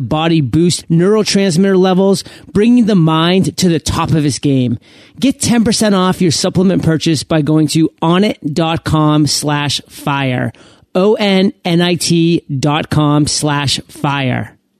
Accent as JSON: {"language": "English", "region": "Maine", "country": "United States", "tie": "born or raised there", "said": "I'm actually born and raised in Maine."}